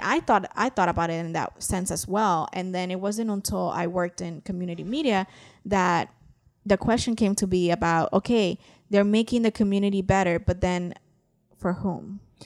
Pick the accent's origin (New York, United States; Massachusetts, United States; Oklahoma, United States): New York, United States; New York City; I grew up in New York City, and I lived in a building with neighbors